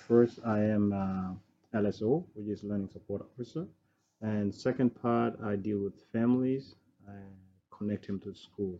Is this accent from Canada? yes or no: no; Sudan; now in Australia; Originally, I'm from Sudan. I came here in 2003, and so that's where I'm originally from.